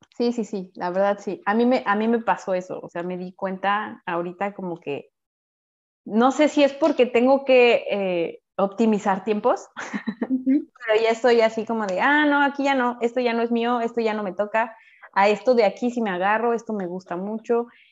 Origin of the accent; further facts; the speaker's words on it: Mexico; moved away as an adult; now in France; mi calidad de ser mexicana es como la chispa, ¿no? Y uh, me sentía como, bueno, sí, cada vez que decía soy de México